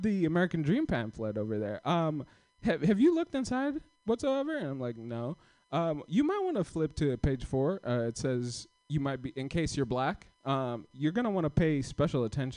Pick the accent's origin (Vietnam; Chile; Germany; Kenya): Kenya; now in United States; I'm not from here. I came here in 2014. I came from Kenya